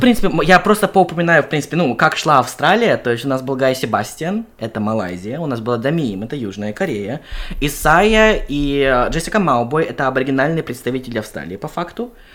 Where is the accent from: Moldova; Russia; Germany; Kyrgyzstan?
Kyrgyzstan; я родом из Кыргызстана